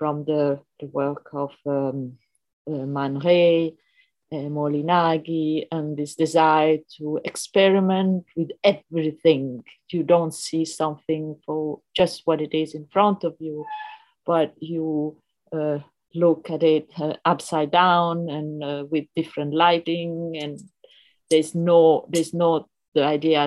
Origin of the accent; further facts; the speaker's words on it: Rome, Lazio, Italy; I grew up in Rome and I had a very free education